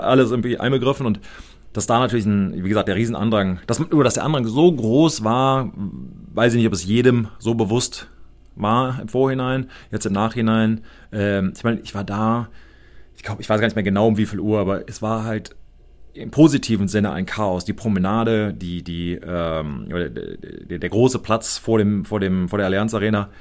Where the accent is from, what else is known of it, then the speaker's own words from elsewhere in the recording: United States; ich als Amerikaner